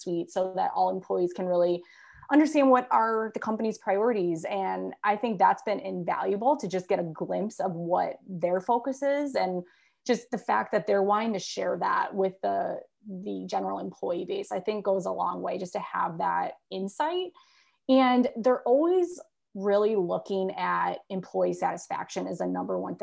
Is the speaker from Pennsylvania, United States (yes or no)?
no; Chicago, Illinois, United States; born and bred in the Chicago area